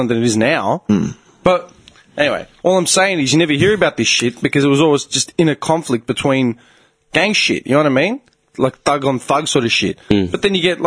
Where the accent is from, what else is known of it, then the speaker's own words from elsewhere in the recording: Clayton, Victoria, Australia; we grew up in Clayton